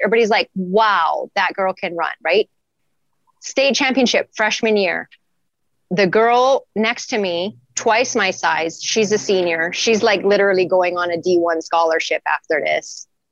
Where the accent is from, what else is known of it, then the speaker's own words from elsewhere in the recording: Wyoming, United States; moved away as an adult; also born or lived in South Dakota; now in Hawaii, United States; I grew up in Wyoming.